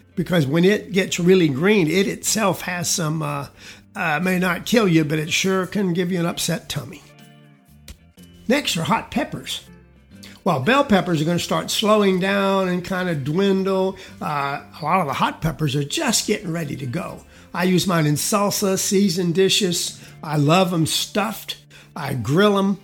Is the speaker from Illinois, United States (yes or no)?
no; South Georgia, United States; now in Texas, United States; I was raised in South Georgia most of my young years